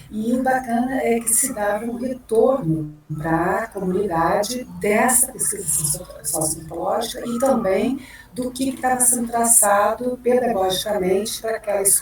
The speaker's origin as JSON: {"language": "Portuguese", "region": "Rio Grande do Sul", "country": "Brazil", "also_born_or_lived": "Porto Alegre", "moved": "as an adult", "lives_now": "Vitória, Brazil", "said": "Eu atuei como professora no município de Porto Alegre, que atualmente eu moro em Vitória, mas eu sou gaúcha"}